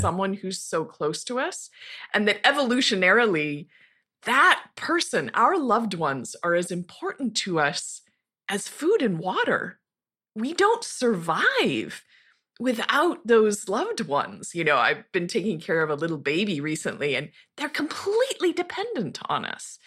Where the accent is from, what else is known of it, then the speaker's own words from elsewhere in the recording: Montana, United States; moved away; also born or lived in Tucson, Arizona; I grew up in Montana, in a very rural, tiny little town of about five thousand, uh, high in the Rocky Mountains, near the Continental Divide